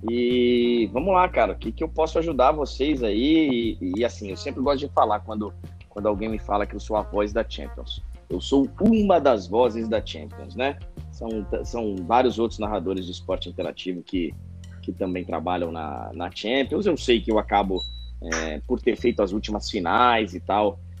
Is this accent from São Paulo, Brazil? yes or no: yes; Guarulhos, São Paulo, Brazil; moved away as an adult; now in São Paulo, Brazil; Eu sou de Guarulhos, São Paulo, sou da Grande São Paulo, mas fui morar em São Paulo já profissional, já com 20 anos de idade e tal.